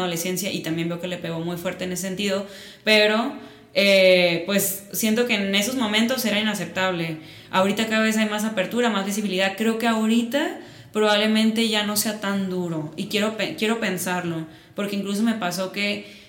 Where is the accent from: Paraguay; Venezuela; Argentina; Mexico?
Mexico; Mazatlán, Sinaloa; accent: Sinaloan; moved away as an adult; now in Guadalajara, Mexico; yo nací en Mazatlán, llevo aquí viviendo ocho años. Siempre me dicen, ya eres tapatía. Y yo, claro que no, yo sigo siendo sinaloense. escucha mi acento.